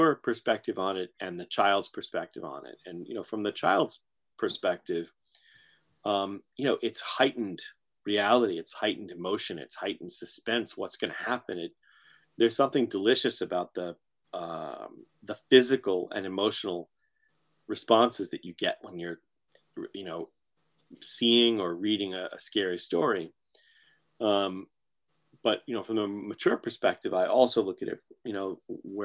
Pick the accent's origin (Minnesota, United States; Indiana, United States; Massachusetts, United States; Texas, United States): Massachusetts, United States; Framingham; also born or lived in Haverhill, Massachusetts / New York; I grew up in Framingham